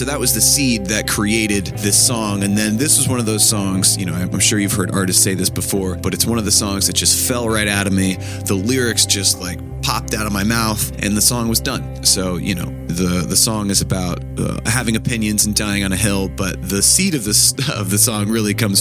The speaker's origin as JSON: {"language": "English", "region": "Connecticut", "country": "United States", "said": "I'm from Connecticut"}